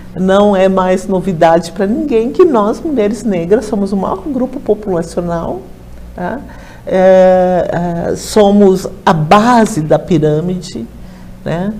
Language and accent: Portuguese; Rio Grande do Sul, Brazil; Lá no meu estado, no Rio Grande do Sul